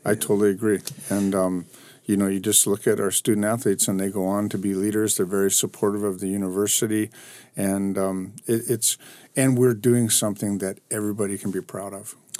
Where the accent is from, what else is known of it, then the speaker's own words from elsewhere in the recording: Anaheim, California, United States; also born or lived in Hawaii; I grew up in Anaheim